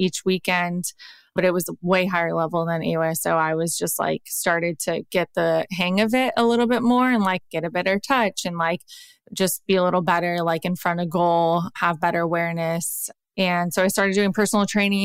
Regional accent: Southern California, United States; what I was used to growing up in Southern California

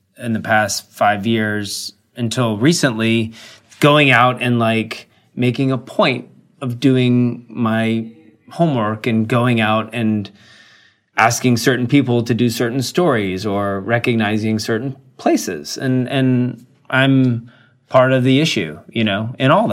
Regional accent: the South, United States; moved away as an adult; now in New York City, United States; I'm from the South

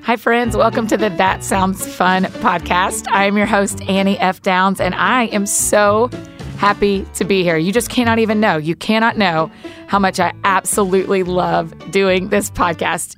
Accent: the South, United States; as we say in the South

